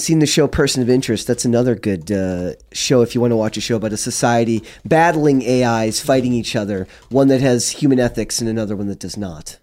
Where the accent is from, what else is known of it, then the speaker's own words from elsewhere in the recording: Minnesota, United States; I'm from Minnesota